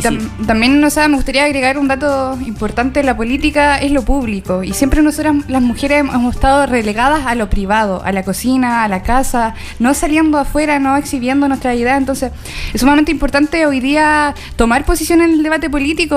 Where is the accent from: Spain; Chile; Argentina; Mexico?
Chile; Coyhaique, Aysén; moved away; Yo soy de Coyhaique, bueno, siempre lo digo, tengo a la gente cabreada con que soy de Coyhaique